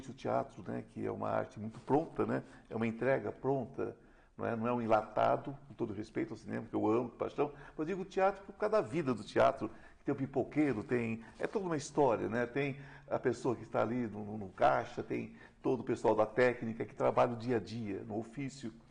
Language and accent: Portuguese; Jundiaí, São Paulo, Brazil; Eu nasci em Jundiaí